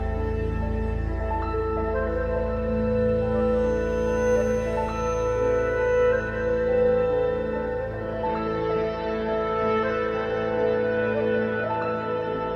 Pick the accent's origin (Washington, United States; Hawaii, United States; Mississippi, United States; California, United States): Mississippi, United States; Jackson; That's my hometown, Jackson, Mississippi